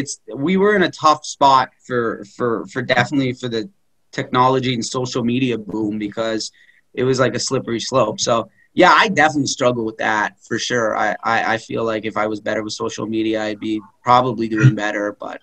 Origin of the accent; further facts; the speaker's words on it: Philadelphia, Pennsylvania, United States; Oh, where are you from? Philly.